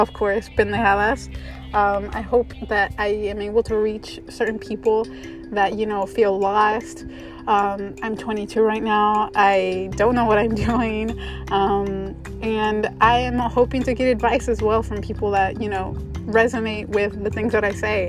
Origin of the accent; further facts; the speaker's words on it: Texas, United States; I was born and raised in Texas. I think you can hear it kind of in my voice sometimes.